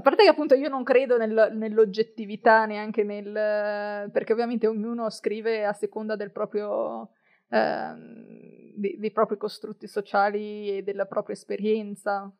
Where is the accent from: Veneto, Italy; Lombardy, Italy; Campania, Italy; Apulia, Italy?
Veneto, Italy; Verona, Valpolicella; Io sono di Verona, eh, quindi, eh, eh, anzi della Valpo, quindi fianco e sassi, si direbbe dalle mie parti